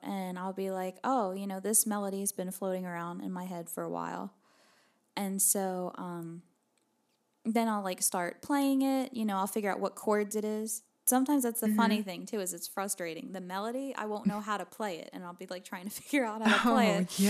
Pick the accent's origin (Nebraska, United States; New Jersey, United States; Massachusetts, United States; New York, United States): New Jersey, United States; now in Nashville, United States; I moved to Nashville from New Jersey 2 years ago.